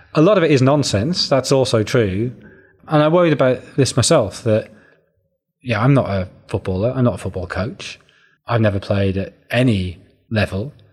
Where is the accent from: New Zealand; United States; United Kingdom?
United Kingdom; Sunderland, North East England; I grew up in Sunderland